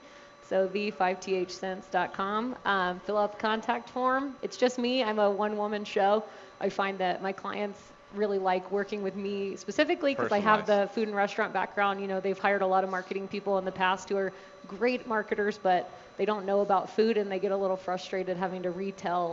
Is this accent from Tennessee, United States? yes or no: yes; Tennessee, United States; also born or lived in Chapel Hill, North Carolina / Atlanta, Georgia; now in Colorado, United States; I was born in Tennessee, went to UNC Chapel Hill, lived in Atlanta for a couple years